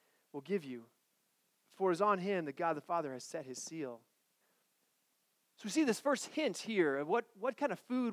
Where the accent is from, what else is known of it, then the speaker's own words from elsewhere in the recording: Colorado, United States; I grew up in Colorado, and in Colorado where I grew up, there's a pizza place called Bojo's